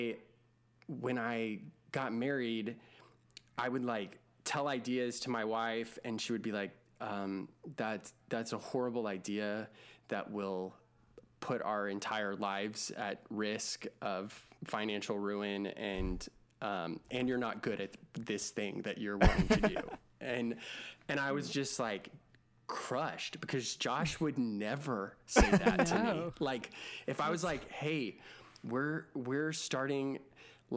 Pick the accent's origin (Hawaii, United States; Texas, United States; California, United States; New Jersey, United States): Texas, United States; growing up in Texas